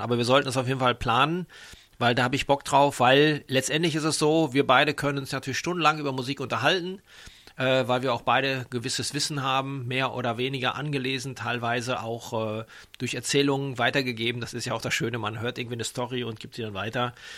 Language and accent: German; Dortmund, North Rhine-Westphalia, Germany; moved away as an adult; now in Frankfurt, Germany; Bin ja eher mit Bier aufgewachsen in Dortmund, da wo ich herkomme